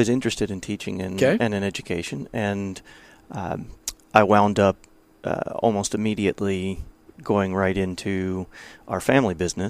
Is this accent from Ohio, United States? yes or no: yes; Ohio, United States; I am from Ohio, yes.